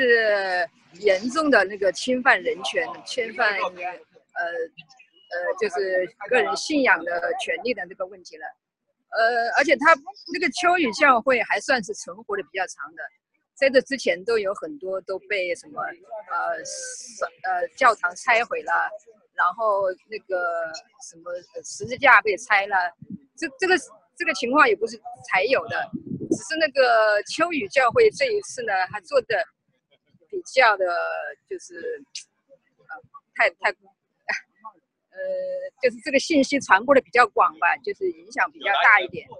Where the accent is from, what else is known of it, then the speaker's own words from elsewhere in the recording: China; 因为作为一个中国人吧，呃，到这里来办那个护照的更新是呃很正常的、天经地义的事情